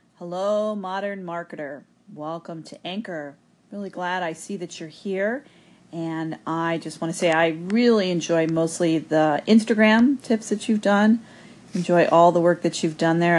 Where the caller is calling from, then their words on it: Buffalo, New York, United States; I'm calling in from Buffalo, New York.